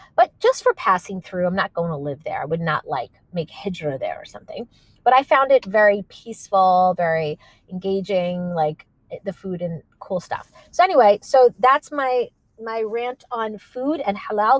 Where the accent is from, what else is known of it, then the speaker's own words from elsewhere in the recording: New York, United States; we're from New York